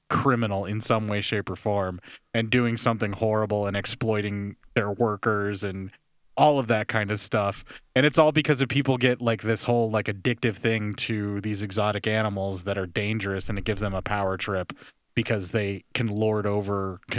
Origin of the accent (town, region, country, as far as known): Pennsylvania, United States; born or raised there